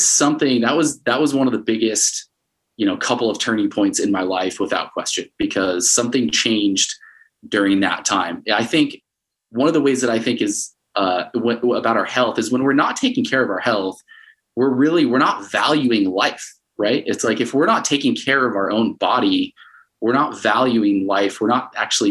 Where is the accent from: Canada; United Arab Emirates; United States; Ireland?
United States; Connecticut; moved away as an adult; also born or lived in Arizona / Utah; now in Salt Lake City, United States; I grew up mostly in Connecticut from fourth grade till I graduated high school